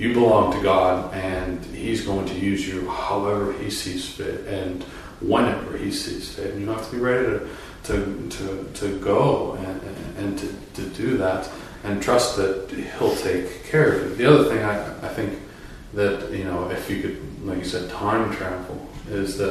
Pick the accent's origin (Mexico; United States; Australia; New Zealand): United States; Massachusetts; moved away; I was ordained in my home state of Massachusetts